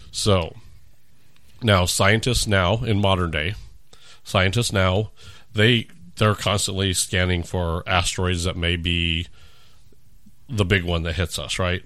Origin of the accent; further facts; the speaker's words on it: California, United States; moved away; I grew up in California.